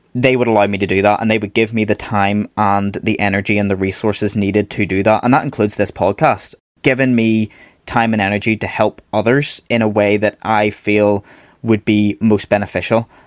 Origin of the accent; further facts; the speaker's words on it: Belfast, Northern Ireland, United Kingdom; originally I am from Belfast, so I studied over here in Northern Ireland.